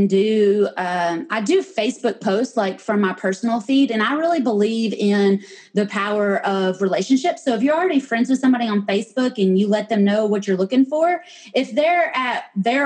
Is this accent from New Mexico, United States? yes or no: no; Knoxville, Tennessee, United States; moved away as an adult; now in Georgia, United States; I was born and raised in Knoxville. I'm a Vol girl and I always will be.